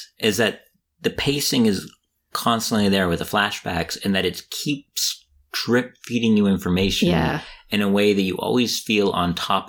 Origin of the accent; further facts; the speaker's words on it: United States; my exposure to it as an American